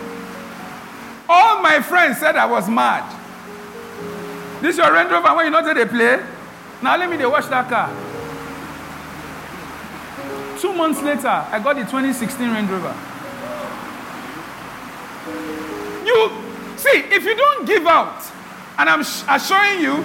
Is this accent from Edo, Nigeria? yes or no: yes; Benin City, Edo, Nigeria; When we're growing up in Benin